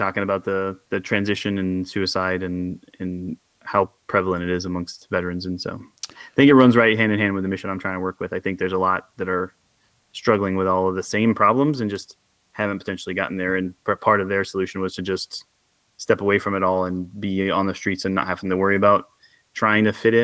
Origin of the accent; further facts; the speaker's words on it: Pacific Northwest, United States; I grew up in the Pacific Northwest, but my family were all Southerners